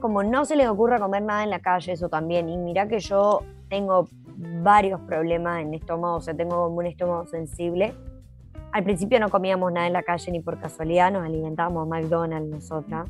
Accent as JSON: {"language": "Spanish", "region": "Jujuy", "country": "Argentina", "moved": "as an adult", "lives_now": "New Zealand", "said": "Yo soy de Argentina, Jujuy"}